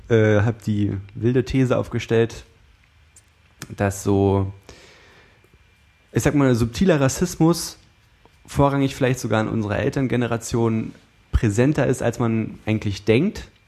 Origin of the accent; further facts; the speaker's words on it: East Germany, Germany; ich komme halt aus dem Osten und für mich war es halt früher so, die Nazis sind böse